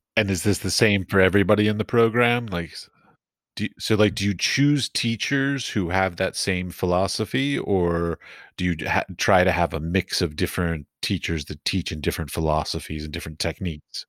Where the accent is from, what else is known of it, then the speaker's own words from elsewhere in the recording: Arlington, Virginia, United States; I grew up in Arlington.